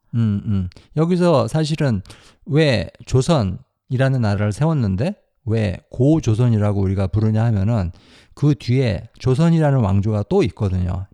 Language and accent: Korean; South Korea; now in United States; 다 한국 사람입니다. 한국에서 자랐고 그런데 지금은 미국, 미국에서 살고 있어요